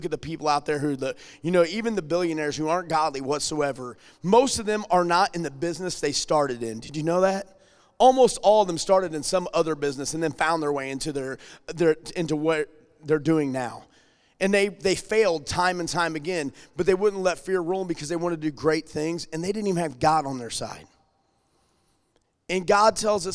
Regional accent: Alton, Illinois, United States; moved away as an adult; now in St. Charles County, United States; whenever we moved from Alton over to St. Charles County

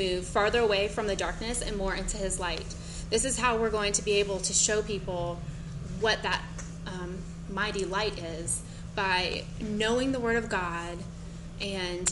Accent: Gainesville, Florida, United States; I am from Gainesville, Florida. My husband is the college minister there

